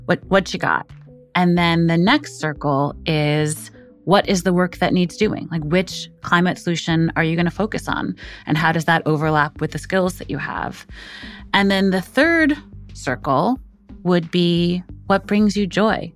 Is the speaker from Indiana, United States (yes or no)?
no; New York City, New York, United States; I'm from Brooklyn